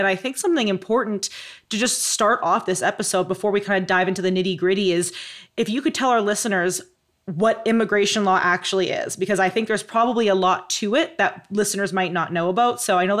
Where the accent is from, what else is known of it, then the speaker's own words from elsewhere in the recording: Canada; now in United States; as a Canadian living in the U.S., this is kind of a fun topic for me